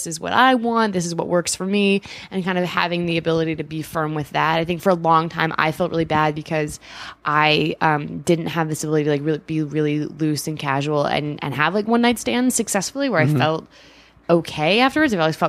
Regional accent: Midwest, United States; now in New York, United States; I find this be very interesting because when I'm from the Midwest

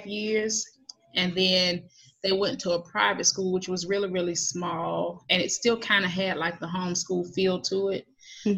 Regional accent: Atlanta, Georgia, United States; I grew up here in Atlanta, mm-hmm. metro Atlanta, like not too far from downtown

